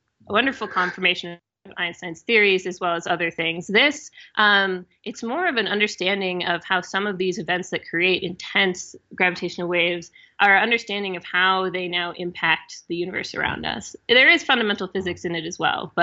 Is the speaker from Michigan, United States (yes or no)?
no; Wisconsin, United States; I am from Wisconsin